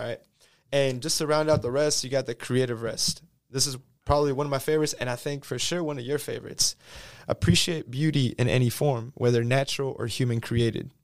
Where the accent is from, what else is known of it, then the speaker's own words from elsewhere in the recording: Houston, Texas, United States; first language Spanish; English is a second language; throughout my entire life growing up in Houston